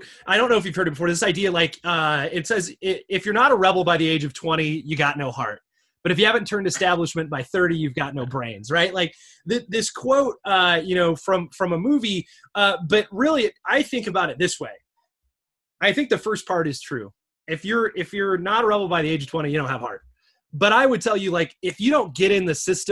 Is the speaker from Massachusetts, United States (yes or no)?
no; Michigan, United States; I'm from Michigan. My dad was a UAW member.